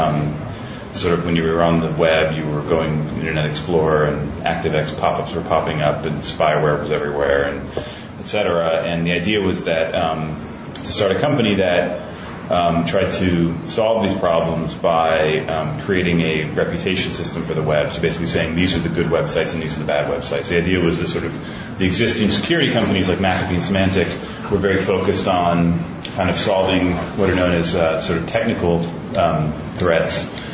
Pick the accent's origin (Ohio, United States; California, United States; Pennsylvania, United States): Ohio, United States; moved away as an adult; now in New York City, United States; I grew up in Ohio, and I moved to New York to go to college, and I've been in New York for about 15 years now